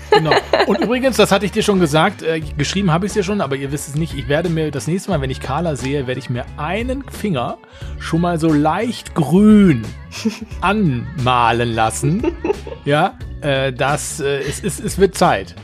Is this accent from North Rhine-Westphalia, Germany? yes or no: yes; Essen, North Rhine-Westphalia, Germany; moved away; nach Essen in meine Heimatstadt